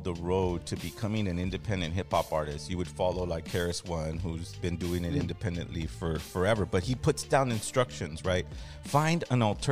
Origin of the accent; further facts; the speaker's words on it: Los Angeles, California, United States; We're from Los Angeles.